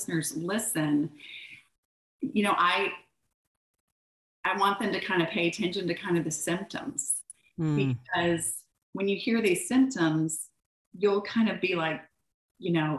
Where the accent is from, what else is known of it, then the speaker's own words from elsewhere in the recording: Orlando, Florida, United States; moved away as an adult; now in Birmingham, United States; I grew up in Orlando